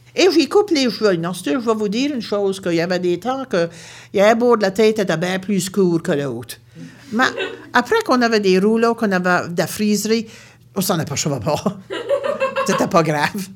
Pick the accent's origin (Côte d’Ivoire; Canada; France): Canada; Baie Sainte-Marie, Nova Scotia; Je viens de Nouvelle-Écosse, une région appelée la Baie-Sainte-Marie